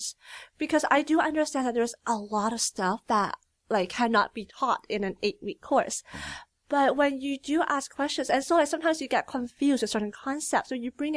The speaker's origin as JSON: {"language": "English", "town": "Richmond", "region": "British Columbia", "country": "Canada", "tie": "born or raised there", "also_born_or_lived": "Calgary", "lives_now": "Burnaby, Canada", "said": "I'm from Richmond, BC. So I grew up in Richmond"}